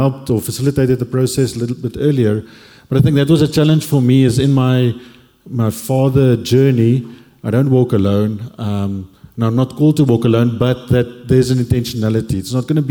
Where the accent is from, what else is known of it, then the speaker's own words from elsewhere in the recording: Cape Town, Western Cape, South Africa; moved away as an adult; also born or lived in Stellenbosch; now in Johannesburg, South Africa; born and raised in Cape